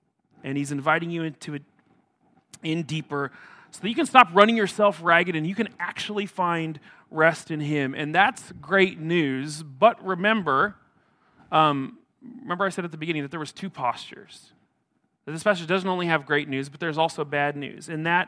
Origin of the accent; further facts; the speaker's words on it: Atkinson, Nebraska, United States; I grew up in a small town in Nebraska. I grew up in Atkinson, north central Nebraska. It's a town of about 1,500 people.